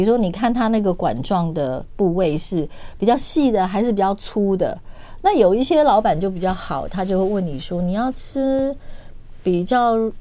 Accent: Taipei, Taiwan; 我小时候是在东门市场

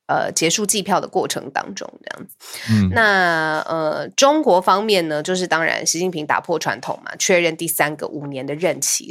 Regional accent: Taiwan; 我身为一个台湾人

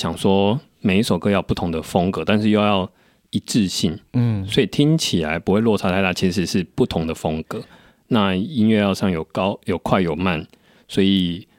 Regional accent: Taiwan; first language Taiwanese Hokkien; 我的母语就是台语，因为毕竟从小家里讲的是台语。

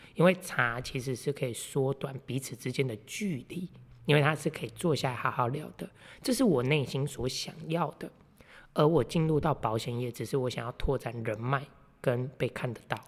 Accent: Meishan, Chiayi County, Taiwan; 我是来自嘉义梅山乡俗称茶叶小王子的

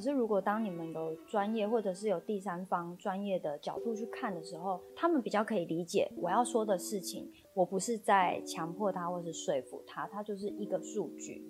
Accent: Tainan, Taiwan; 我自己在台南长大嘛

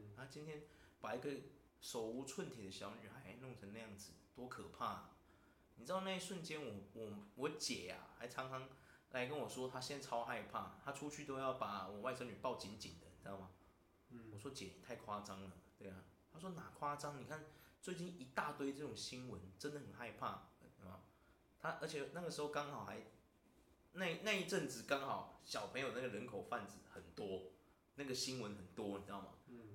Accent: Taiwan; 我们台湾人就是缺少了一个危机意识。嗯。我们台湾太和平了

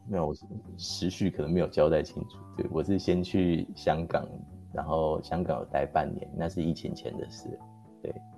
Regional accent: Taiwan; 我说的可能是很多台湾人的例子

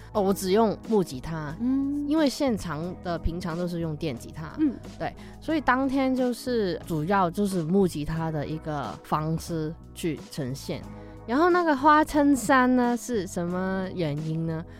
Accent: Hong Kong; accent: Hong Kong accent; Chinese is a second language; moved away as an adult; now in Taiwan; 还是会有一点怪怪的香港腔

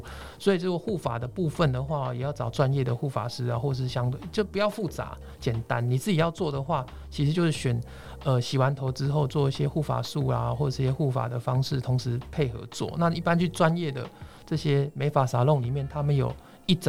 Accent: Taiwan; 但是根据我们台湾人的金科玉律，当然是不要最好了

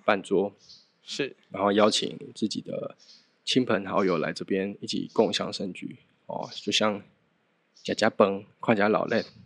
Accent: Xigang, Tainan, Taiwan; 我是从小在西港长大的

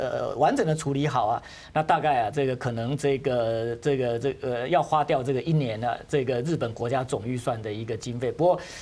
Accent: Taiwan; 我们台湾人怕

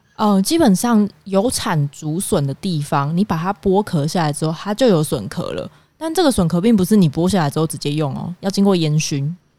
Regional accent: Kaohsiung, Taiwan; 我是南部人嘛，高雄人，我从小到大吃的南部粽其实都还蛮，呃，软绵的

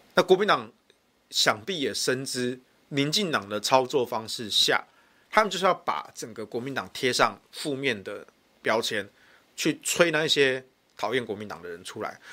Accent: Taichung, Taiwan; 对我们台中人来说

